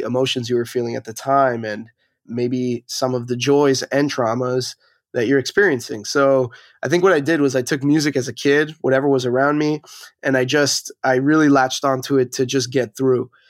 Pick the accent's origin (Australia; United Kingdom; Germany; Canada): Canada; Montreal, Quebec; moved away as an adult; now in Toronto, Canada; born and raised in Montreal. now living in Toronto for the last